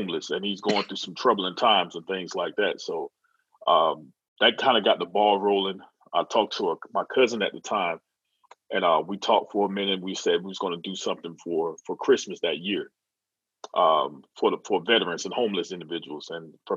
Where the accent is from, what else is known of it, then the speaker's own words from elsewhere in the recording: Florida, United States; moved away as an adult; also born or lived in Maryland; I moved back down to Florida from Maryland